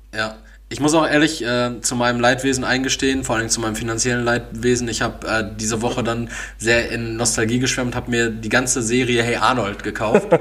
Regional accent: Castrop-Rauxel, North Rhine-Westphalia, Germany; bei uns in Kastrop

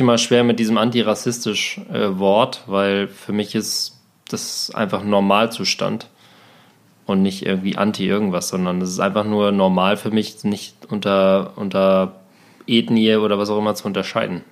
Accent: Germany; ich komme aus Deutschland

